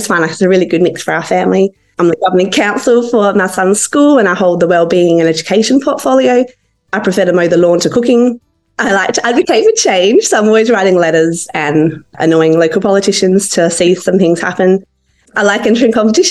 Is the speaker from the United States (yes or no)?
no; Adelaide, South Australia, Australia; I'm from Adelaide in South Australia.